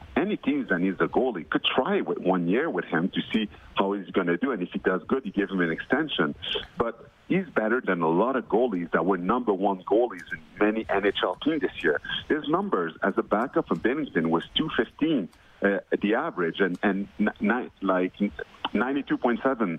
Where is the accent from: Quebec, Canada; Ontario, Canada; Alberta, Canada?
Quebec, Canada; Montreal; moved away as an adult; also born or lived in Edmonton; my hometown